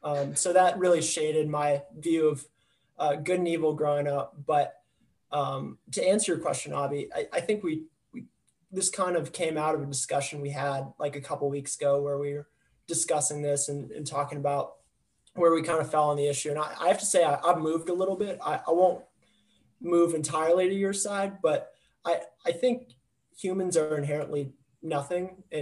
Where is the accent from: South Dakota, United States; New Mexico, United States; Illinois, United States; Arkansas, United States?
Illinois, United States; Wheaton; I'm from Wheaton, Illinois. So I figured it made sense to represent the Dirty 630 on the pod.